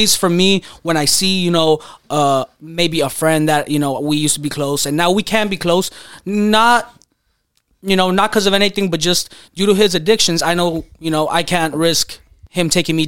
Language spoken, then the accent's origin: English; McAllen, Texas, United States; now in North Hollywood, United States; McAllen, Texas.